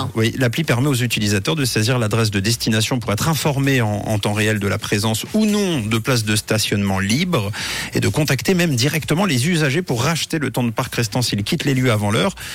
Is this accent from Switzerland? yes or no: yes; Switzerland; chez nous en Suisse